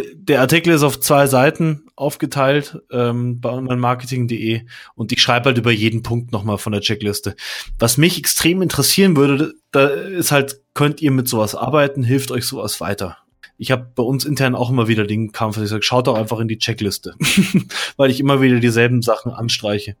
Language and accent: German; Munich, Bavaria, Germany; Ich bin zum Beispiel voll der Münchner und super Nymphenburger, also aus dem Viertel, aus dem ich komme